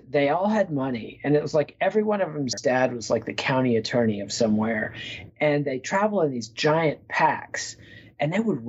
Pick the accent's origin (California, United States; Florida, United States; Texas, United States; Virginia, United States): Texas, United States; Texas Panhandle, United States; I'm from the Texas Panhandle